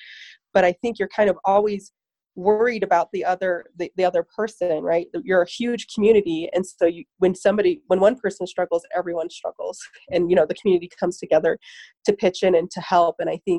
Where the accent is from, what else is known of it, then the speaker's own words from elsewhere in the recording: Newcastle, Wyoming, United States; Born and raised in Newcastle, Wyoming. When I graduated, I went to the University of Wyoming for another 6 years.